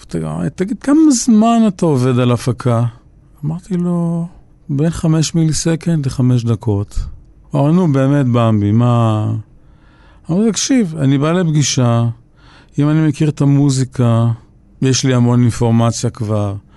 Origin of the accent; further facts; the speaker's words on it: Tel Aviv, Tel Aviv District, Israel; גדלנו ברחוב וולפסון